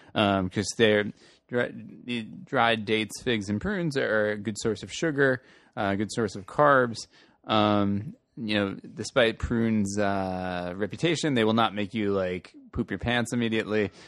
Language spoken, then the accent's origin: English; Long Island City, New York, United States; my hometown, Long Island City, where I grew